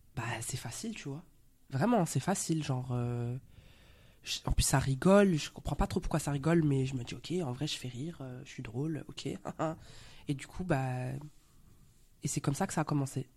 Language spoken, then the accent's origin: French; Belgium; accent: Belgian; moved away as an adult; also born or lived in Brussels / Paris; now in France; je suis euh, belge, je suis actrice. Je suis arrivée en France il y a à peu près 5 ans maintenant. Là, d'un coup, mon accent belge